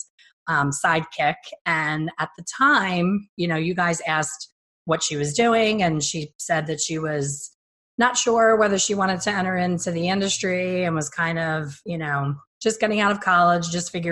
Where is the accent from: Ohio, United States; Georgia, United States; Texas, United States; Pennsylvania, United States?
Pennsylvania, United States; Philadelphia; I'm from Philly, and I've had enough Philly winters